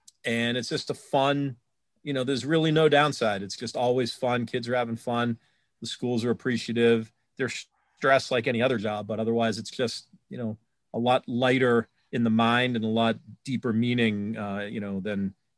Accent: Newton, Massachusetts, United States; I grew up in Newton, Mass. Not sure who knows where that is or what. It's about 5 or 10 minutes away from Boston College

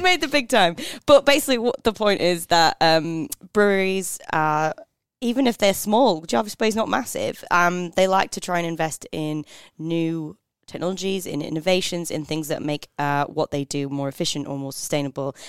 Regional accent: United Kingdom; now in Australia; being British

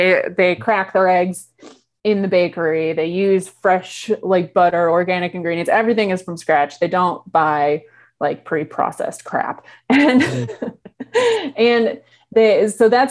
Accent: Chicago, Illinois, United States; I'm from Chicago

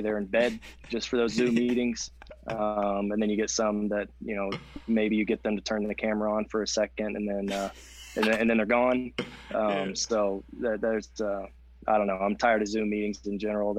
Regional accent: Houston, Texas, United States; moved away as an adult; also born or lived in Austin; now in Lubbock, United States; growing up in Houston or going to school in Austin

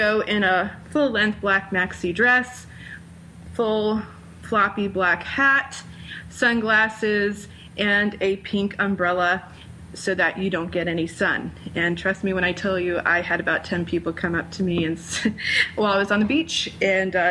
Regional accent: Rhode Island, United States; moved away; my home state, because it's my home state. Rhode Island

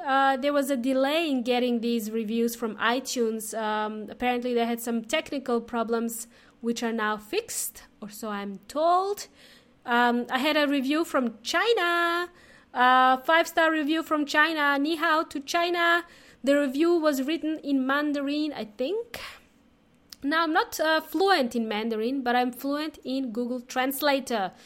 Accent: Serbia; also born or lived in Melbourne, Australia; now in Adelaide, Australia; I am from, uh, Serbia

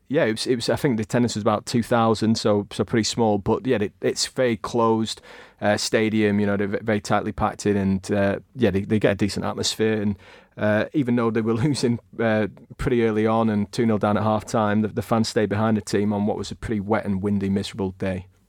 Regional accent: Blackburn, North West England, United Kingdom; I grew up in Blackburn, obviously, so it's, it's right on our doorstep

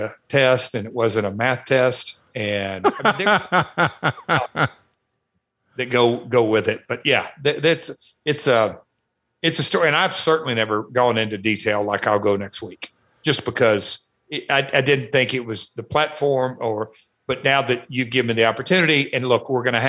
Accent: Nashville, Tennessee, United States; I here's this kid from Nashville

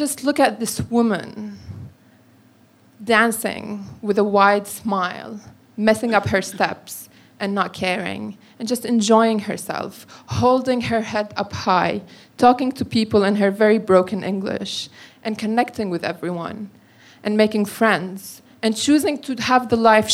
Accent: Syria; moved away as an adult; now in London, United Kingdom; As a Syrian who's been living in London for 8 years

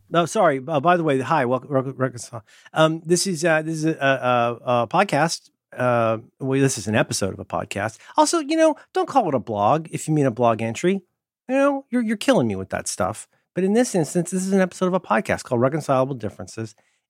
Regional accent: Philadelphia, Pennsylvania, United States; I'm not angry. I'm from Philly.

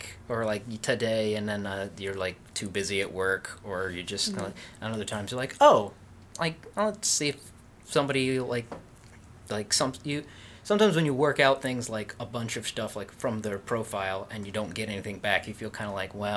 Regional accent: Nebraska, United States; moved away; also born or lived in Utah; I'm from Nebraska.

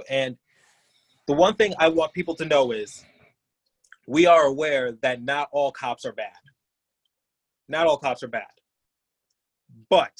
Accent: Detroit, Michigan, United States; moved away as an adult; now in Philadelphia, United States; I grew up in Detroit just fine

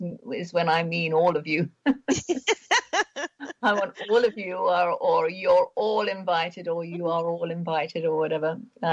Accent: London, United Kingdom; also born or lived in Germany; I was born actually in Hostert, West Germany. My parents were there after the war. And I was born on a British army base, so I am British, even though I was born in Germany. And I lived there for 6 years. And then we came back to London

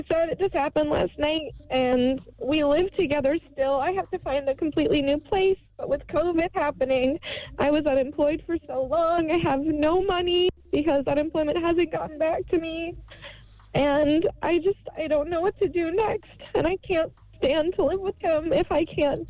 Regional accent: Columbus, Ohio, United States; I'm from Columbus, Ohio.

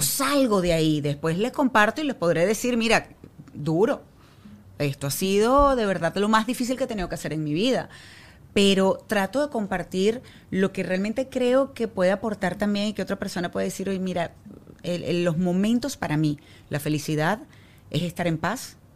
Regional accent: Venezuela; now in Miami, United States; yo soy venezolana

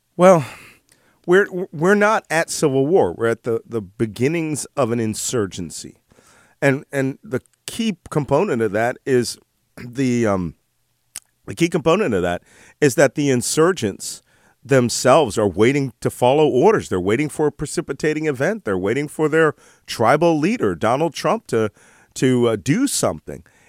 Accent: Philadelphia, Pennsylvania, United States; I'm from Philadelphia. I'm an originalist. I literally grew up around where the Declaration of Independence was, was written

